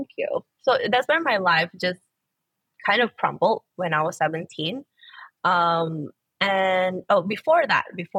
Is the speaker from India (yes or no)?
no; Malaysia; I've always been in Malaysia.